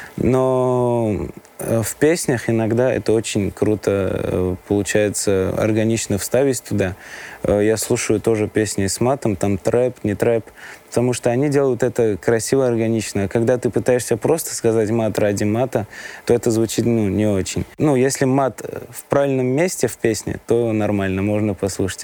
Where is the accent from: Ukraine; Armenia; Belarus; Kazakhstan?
Armenia; Vanadzor, Lori; Я родился в Армении, город, э, Ванадзёрск